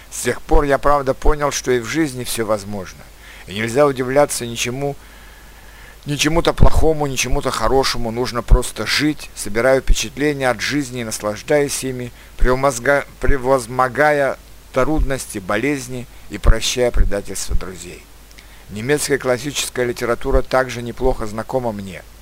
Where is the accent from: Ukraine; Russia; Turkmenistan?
Turkmenistan; born there; хотя я сам родился в Средней Азии, в Туркменистане.